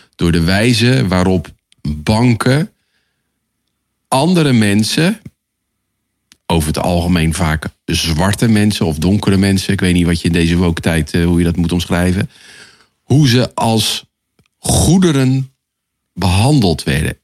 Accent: Netherlands; als Nederlanders

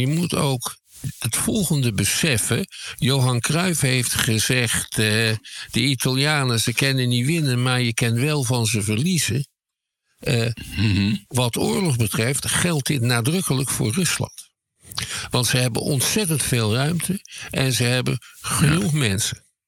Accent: Schiedam, South Holland, Netherlands; Ik kom zelf uit Schiedam

